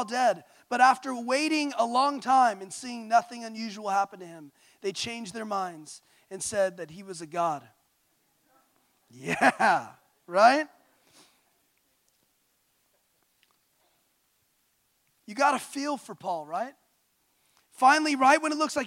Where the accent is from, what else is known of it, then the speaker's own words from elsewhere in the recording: Santa Ynez Valley, California, United States; I grew up in San Ynez Valley